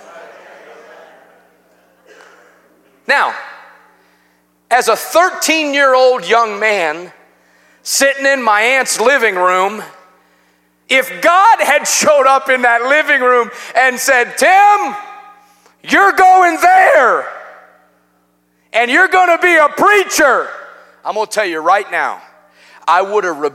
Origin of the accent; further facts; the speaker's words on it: Chicago, Illinois, United States; moved away as an adult; now in Cabot, United States; I'm from Chicago.